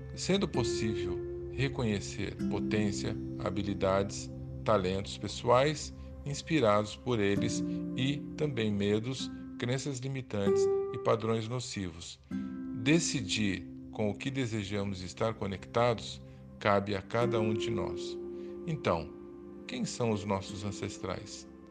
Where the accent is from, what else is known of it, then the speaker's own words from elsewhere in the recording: Brazil; Enquanto brasileiros, vivendo fisicamente nesse país